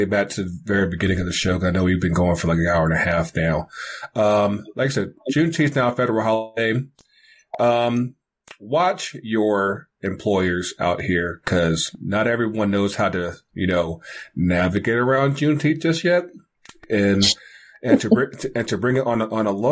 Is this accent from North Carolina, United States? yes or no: yes; North Carolina, United States; born or raised there; moved away